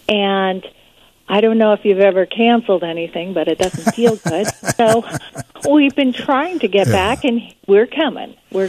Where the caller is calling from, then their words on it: California, United States; I'm calling from California.